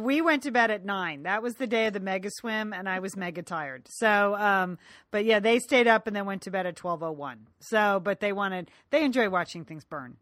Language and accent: English; Ireland; as an Irish woman